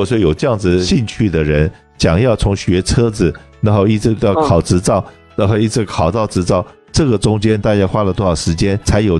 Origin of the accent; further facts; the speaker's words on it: China; 我们中国人有一句话，就是“衣食一饭，当思来处不易”。